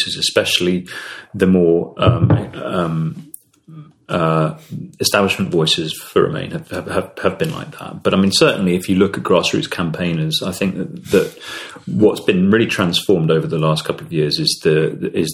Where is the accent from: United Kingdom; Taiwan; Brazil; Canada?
United Kingdom; I'm British